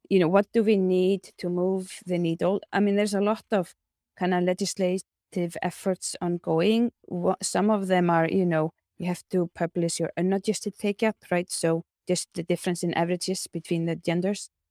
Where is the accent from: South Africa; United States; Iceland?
Iceland; my home country, Iceland